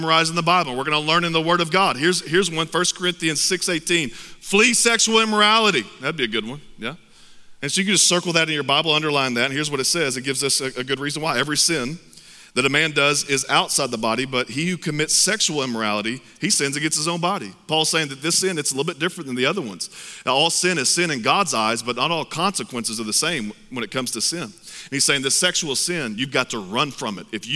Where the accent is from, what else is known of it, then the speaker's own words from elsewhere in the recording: Texas, United States; I'm from Texas. I'm proud to be from Texas.